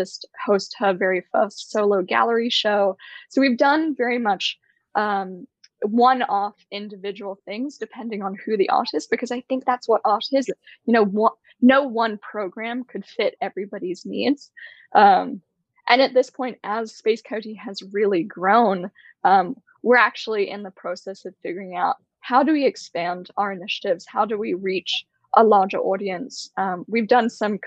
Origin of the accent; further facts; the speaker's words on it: Bay Area, California, United States; I grew up in the Bay Area in California